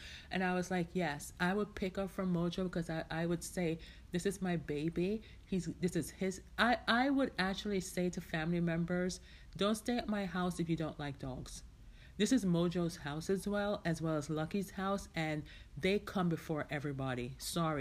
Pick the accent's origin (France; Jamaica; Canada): Jamaica; now in United States; I was born and raised in Jamaica, right? But I spent the majority of my life in the United States.